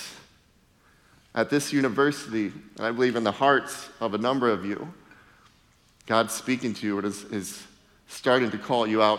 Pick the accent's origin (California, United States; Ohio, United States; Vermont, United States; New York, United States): Ohio, United States; moved away as an adult; also born or lived in Minnesota / Michigan; I spent the first 30 years of my life in Ohio